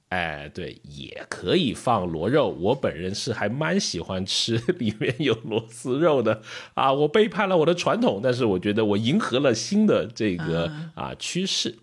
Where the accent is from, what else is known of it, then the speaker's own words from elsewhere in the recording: Liuzhou, Guangxi, China; moved away; 我是这个柳州来的